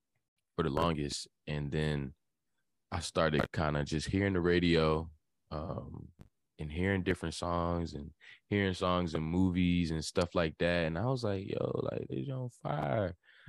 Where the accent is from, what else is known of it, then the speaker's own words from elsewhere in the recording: Hampton, Virginia, United States; also born or lived in Florida; Yeah, I'm from Hampton, 757.